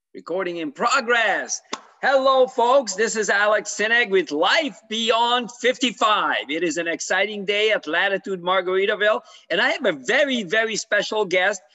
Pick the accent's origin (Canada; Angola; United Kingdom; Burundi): Canada; now in Florida, United States; I'm from Canada originally.